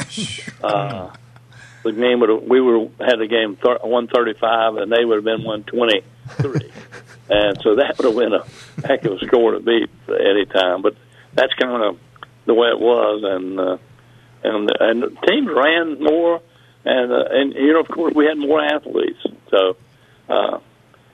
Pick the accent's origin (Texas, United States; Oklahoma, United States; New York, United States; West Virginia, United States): West Virginia, United States; Mullens; also born or lived in Logan, West Virginia; I'm from Mullins